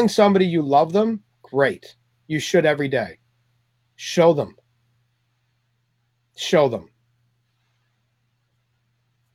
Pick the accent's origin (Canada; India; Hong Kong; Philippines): Canada; moved away as an adult; also born or lived in Toronto; now in California, United States; I'm Canadian